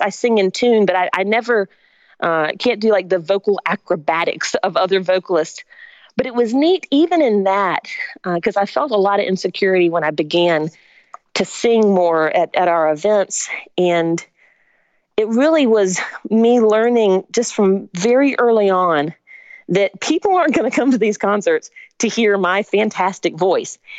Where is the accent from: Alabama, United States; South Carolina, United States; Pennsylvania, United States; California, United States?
South Carolina, United States; Spartanburg; also born or lived in Augusta, Georgia; I was born in Augusta, Georgia, but my family moved when I was three to Spartanburg, South Carolina